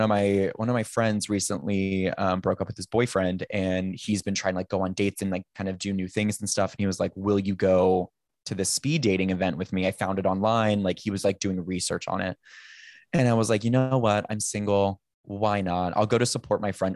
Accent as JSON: {"language": "English", "town": "Sacramento", "region": "California", "country": "United States", "tie": "born or raised there", "also_born_or_lived": "Napa area / San Francisco", "moved": "as an adult", "lives_now": "Los Angeles, United States", "said": "I grew up in Sacramento"}